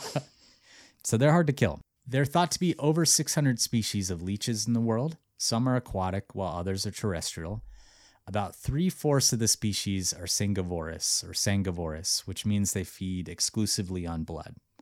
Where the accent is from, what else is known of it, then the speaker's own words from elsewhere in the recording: Missoula, Montana, United States; my hometown, Missoula, Montana.